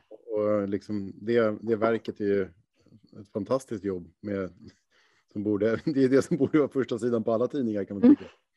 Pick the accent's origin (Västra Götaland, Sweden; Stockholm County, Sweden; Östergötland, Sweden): Stockholm County, Sweden; Stockholm; som stockholmare